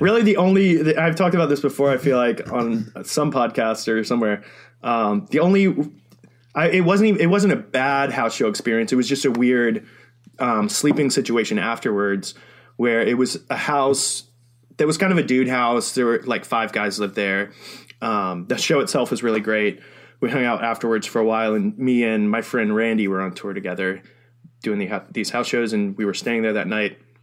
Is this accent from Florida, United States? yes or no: yes; Florida, United States; I'm from Florida